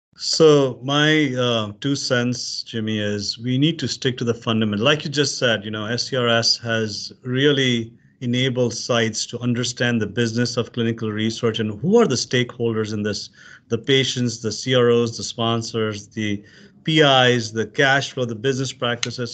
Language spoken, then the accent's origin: English; Pakistan; moved away as an adult; now in United States; I'm originally from Pakistan, came as an immigrant here as a student